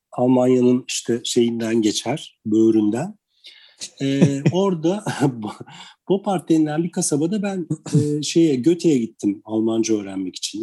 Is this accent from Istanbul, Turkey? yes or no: yes; Istanbul, Turkey; moved away as an adult; also born or lived in Karşıyaka, İzmir; now in Urla, Turkey; ben İstanbul doğumluyum